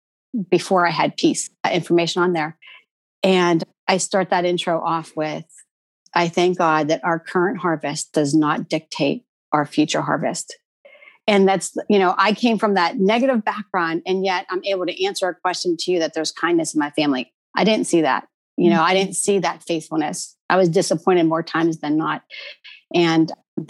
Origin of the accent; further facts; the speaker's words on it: East Coast, United States; we're from the East Coast